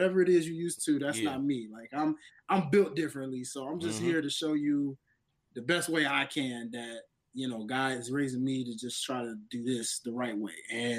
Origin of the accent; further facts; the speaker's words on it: the South, United States; even though I was raised in the South, I got a little bit of the North in me a little bit, you know, shout out to York, PA, where my pops lives